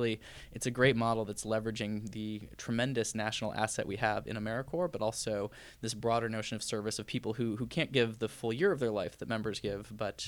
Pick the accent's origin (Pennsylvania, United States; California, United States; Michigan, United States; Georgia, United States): Michigan, United States; Detroit; now in Boston, United States; I don't often get to go back to Michigan. I grew up in Michigan and spent part of my childhood in the Detroit area.